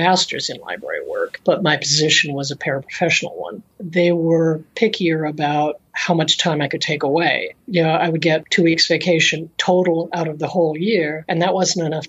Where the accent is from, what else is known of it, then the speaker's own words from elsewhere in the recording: Tucson, Arizona, United States; also born or lived in Phoenix; I live in Tucson, Arizona these days. When I was doing most of the work of the years of my career, I was in Phoenix, but I grew up in Tucson.